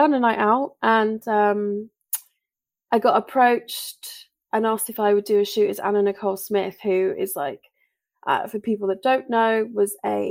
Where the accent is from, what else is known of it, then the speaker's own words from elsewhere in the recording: Bury St Edmunds, East of England, United Kingdom; my hometown of Bury St Edmunds